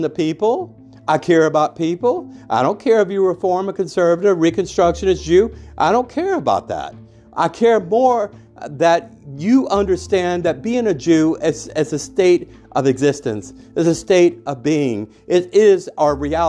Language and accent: English; United States; as an American citizen, as a disabled war veteran of the United States Air Force